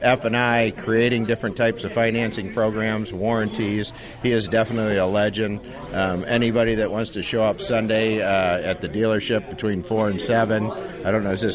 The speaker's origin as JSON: {"language": "English", "town": "Ozark", "region": "Missouri", "country": "United States", "tie": "born or raised there", "moved": "yes", "said": "I grew up in Ozark, Missouri, so Table Rock Lake, a lot of great lakes back there, Ozark Lake."}